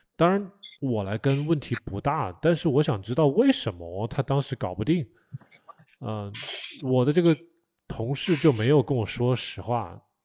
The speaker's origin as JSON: {"language": "Chinese", "country": "China", "said": "我们可能作为中国人嘛，从小都是被 被训斥大的，被，被吓大的"}